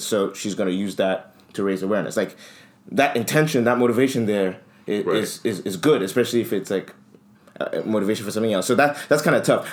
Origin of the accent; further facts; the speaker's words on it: Nigeria; we come from Nigeria